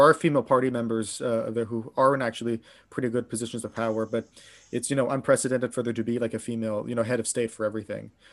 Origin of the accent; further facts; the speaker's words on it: Pittsburgh, Pennsylvania, United States; now in Japan; I'm from Pittsburgh, uh, Pittsburgh, Pennsylvania